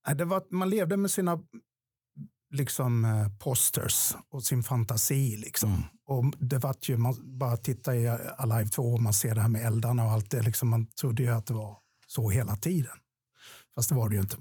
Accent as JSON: {"language": "Swedish", "town": "Ronneby", "region": "Blekinge", "country": "Sweden", "said": "i Ronneby där jag kommer ifrån"}